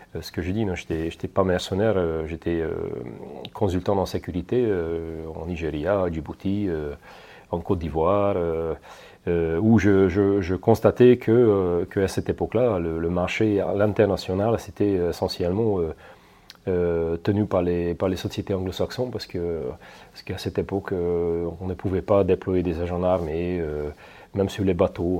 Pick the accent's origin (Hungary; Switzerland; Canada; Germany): Hungary; moved away as an adult; now in France; Je suis origine hongroise, mais je suis fier de mes origines.